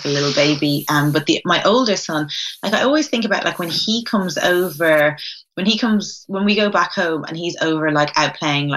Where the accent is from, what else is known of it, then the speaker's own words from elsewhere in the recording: Dublin, Leinster, Ireland; accent: Dublin; moved away as an adult; also born or lived in United States; now in London, United Kingdom; where I was growing up in Rialto